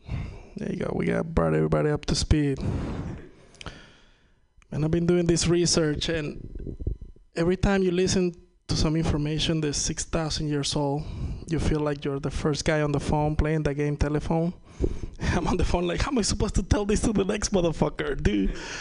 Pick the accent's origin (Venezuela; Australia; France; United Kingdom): Venezuela; English is a second language; I'm from Venezuela. If you ever wonder what it's like to lose 99.9999% of the value of your money, been there, done that. It's not fun. That's why I'm speaking to you in my second fucking language, you know what I mean? I wish I could be doing this in Spanish